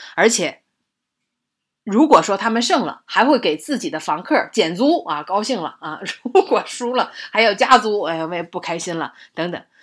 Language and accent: Chinese; northern China, China; 我作为北方人，我真感觉叹为观止